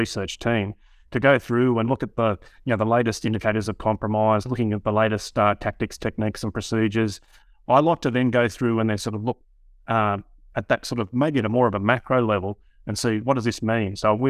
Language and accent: English; Australia; accent: Australian; I'm the Australian version of Jonas.